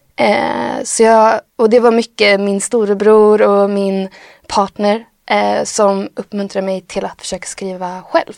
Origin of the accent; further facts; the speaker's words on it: Skövde, Västra Götaland, Sweden; från en by utanför Skövde och bor, växte upp utanför byn